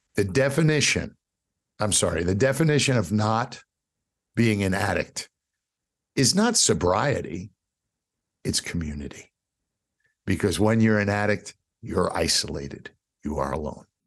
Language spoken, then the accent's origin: English; New York City, New York, United States; growing up in New York City